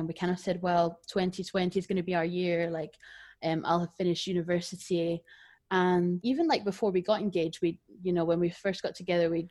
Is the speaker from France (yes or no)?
no; Glasgow, Scotland, United Kingdom; moved away as an adult; also born or lived in Edinburgh; we both were coming to university in Edinburgh because we're from Glasgow